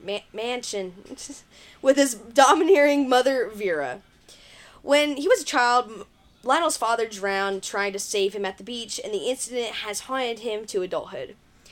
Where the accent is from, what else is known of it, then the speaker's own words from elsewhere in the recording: near Erwin, East Tennessee, United States; this is right next to my hometown.